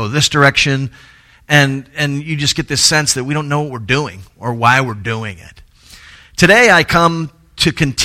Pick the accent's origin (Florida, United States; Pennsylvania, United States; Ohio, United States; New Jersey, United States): Florida, United States; Tallahassee; moved away; go home to Tallahassee, which is my hometown